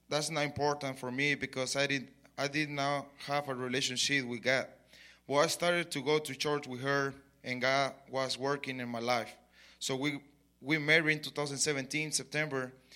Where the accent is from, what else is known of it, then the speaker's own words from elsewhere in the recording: Mexico; English is a second language; moved away as an adult; now in Lubbock, United States; I was born in Mexico, so I grew up in Mexico. I come here five years ago